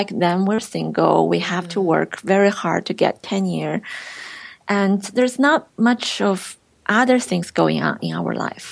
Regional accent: China; English is a second language; moved away as an adult; now in Irvine, United States

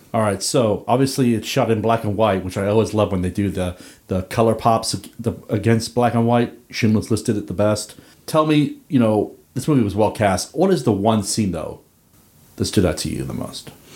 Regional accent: Northern Ireland, United Kingdom; growing up in The Troubles

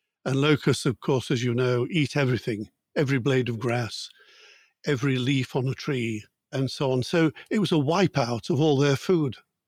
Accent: Yorkshire and the Humber, United Kingdom; now in Vatican City; Well, I'm an Englishman and a very proud Yorkshireman from the north of England.

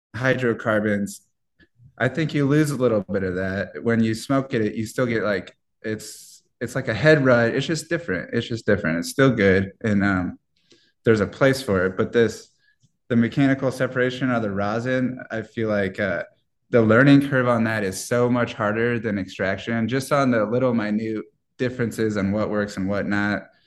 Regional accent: Iowa, United States; moved away; I'm from the Midwest, so I'm from Iowa

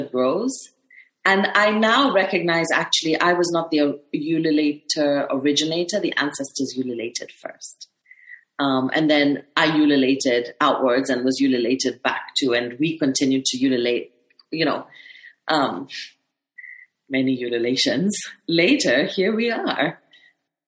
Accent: Kenya; it's always difficult being a Kenyan woman.

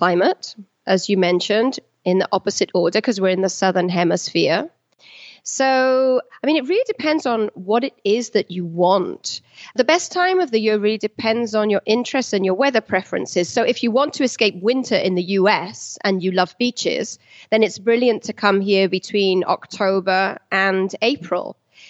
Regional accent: United Kingdom; my family and I'm British, but I'm married to an Argentinian

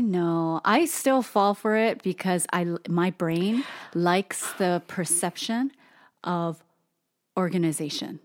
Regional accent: Hawaii, United States; Japanese, Filipino, even some Chinese, born and raised in Hawaii

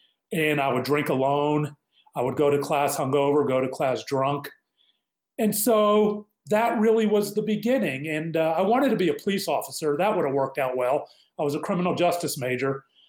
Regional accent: Pittsburgh, Pennsylvania, United States; I'm a boomer. Growing up in Pittsburgh

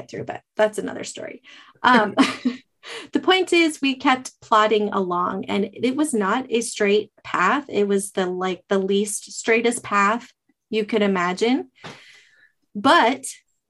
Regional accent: Arizona, United States; moved away as an adult; I'm from Arizona

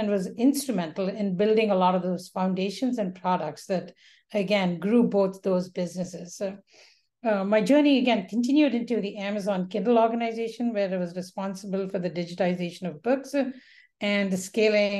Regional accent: India; moved away; when I was growing up in India, it was a very different India

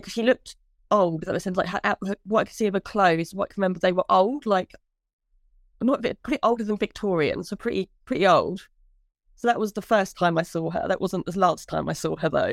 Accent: Brampton, United Kingdom; now in Huntingdon, United Kingdom; I actually live in Huntingdale, but I grew up in Brampton.

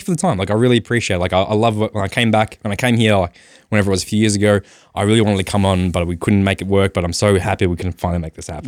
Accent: Australia; I am Australian as well

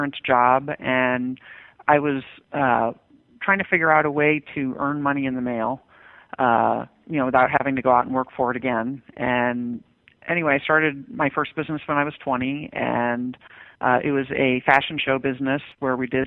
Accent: Westchester County, New York, United States; I grew up in Westchester County, New York, which is one of the wealthiest places in the nation

